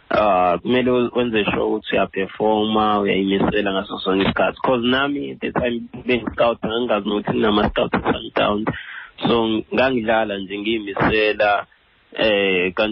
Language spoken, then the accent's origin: Zulu; Pietermaritzburg, KwaZulu-Natal, South Africa; moved away; ngisikhahlathi ngowase-peter marisburg empenje ikhaya kodwa ngikhulele e-edindale ecaleni ewood